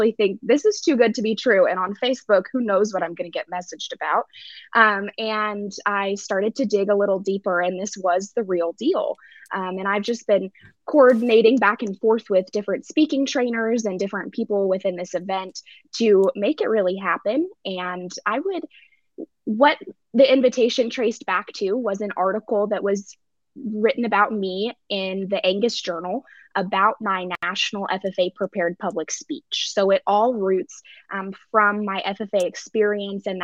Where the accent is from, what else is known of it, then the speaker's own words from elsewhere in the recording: Stevensville, Montana, United States; moved away; I grew up in Stevensville, which is very close to Hamilton